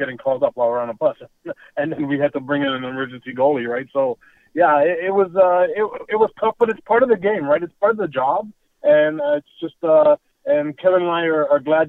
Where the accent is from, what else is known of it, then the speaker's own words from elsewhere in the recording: Toronto, Ontario, Canada; I grew up in North York, Ontario, Canada, and I grew up in Ontario housing in a place called Flemington Park.